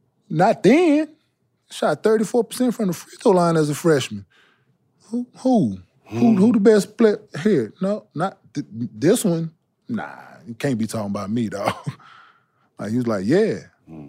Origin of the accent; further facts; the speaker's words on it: Dallas, Texas, United States; I'm from Oak Cliff, boy.